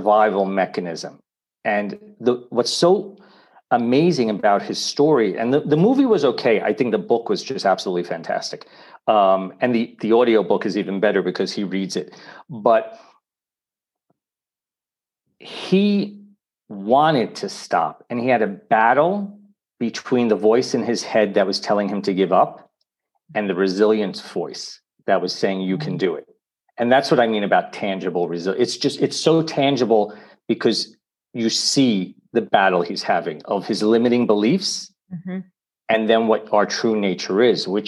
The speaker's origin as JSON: {"language": "English", "town": "New York City", "region": "New York", "country": "United States", "tie": "born or raised there", "moved": "yes", "lives_now": "Italy", "said": "I was born in New York City"}